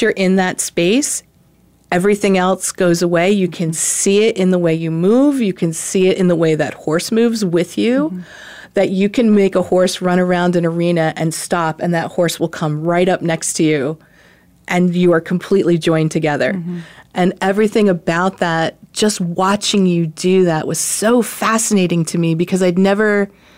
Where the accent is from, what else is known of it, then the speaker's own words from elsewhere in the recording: New Jersey, United States; I was a city girl. I grew up in New Jersey